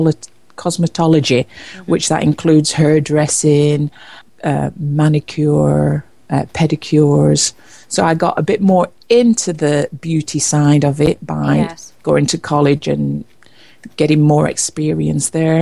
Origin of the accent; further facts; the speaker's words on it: Preston, North West England, United Kingdom; moved away as an adult; also born or lived in London; I was born in Preston, Lancashire, England. As from 18, I moved away from home